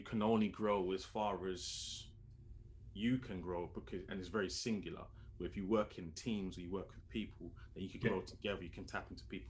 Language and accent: English; London, United Kingdom; I'm from London, lived there my whole life. I've hardly ever really left London